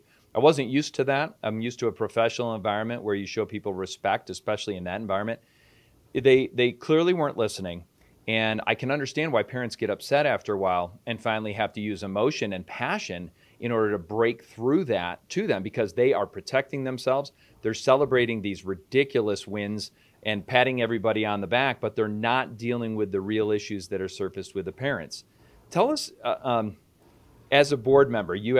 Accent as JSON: {"language": "English", "region": "East Coast", "country": "United States", "moved": "yes", "said": "I'm originally from the East Coast."}